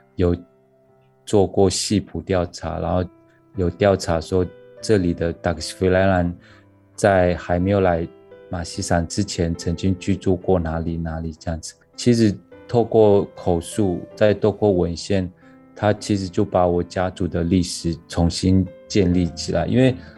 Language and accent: Chinese; Hualien County, Taiwan; 祖父从南投过来，我从花莲回去祖居地，然后在祖居地交汇。